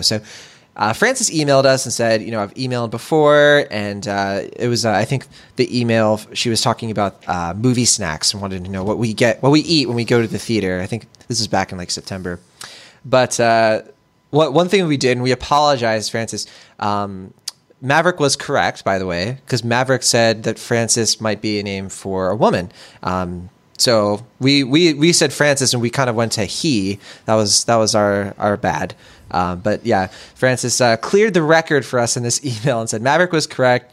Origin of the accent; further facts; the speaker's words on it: Puerto Rico; now in California, United States; Puerto Rico, um, where I'm from